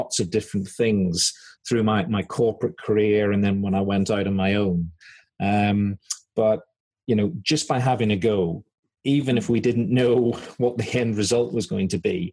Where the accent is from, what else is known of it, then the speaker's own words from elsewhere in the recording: Belfast, Northern Ireland, United Kingdom; moved away as an adult; also born or lived in South Wales / Aberdeen / Yorkshire; as you can probably tell from my accent, I'm from Belfast